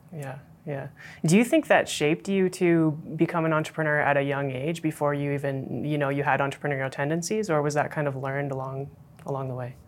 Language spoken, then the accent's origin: English; Calgary, Alberta, Canada; I grew up here in Calgary